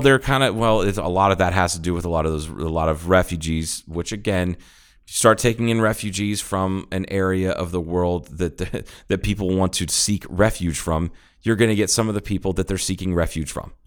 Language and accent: English; Ohio, United States; moved away; I'm from Ohio. I have family that lives there.